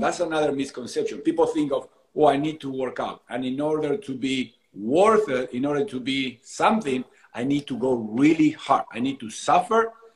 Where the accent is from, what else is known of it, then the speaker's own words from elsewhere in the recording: Argentina; moved away as an adult; now in San Diego, United States; I am originally from Argentina, but I left Argentina my early 20s